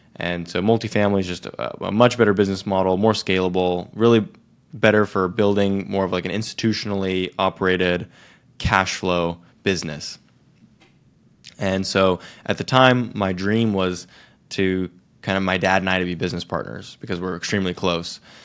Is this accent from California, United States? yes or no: yes; Silicon Valley, California, United States; growing up in Silicon Valley